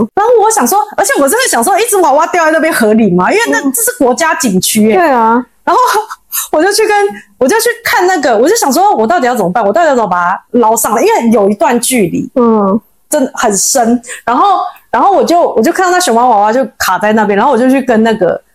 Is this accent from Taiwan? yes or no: yes; Taiwan; accent: Taiwanese accent; 我是台湾人